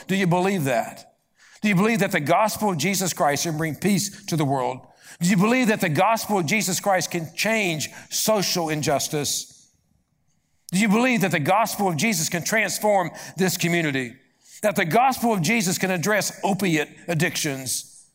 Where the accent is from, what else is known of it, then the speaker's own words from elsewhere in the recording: Appalachia, United States; I'm from Appalachia